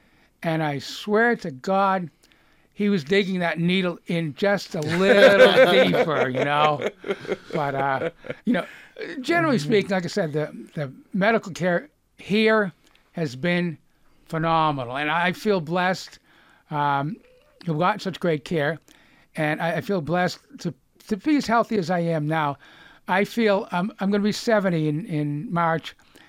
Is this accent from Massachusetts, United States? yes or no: yes; Lexington, Massachusetts, United States; accent: Boston; moved away; I'm from Lexington, historic Lexington.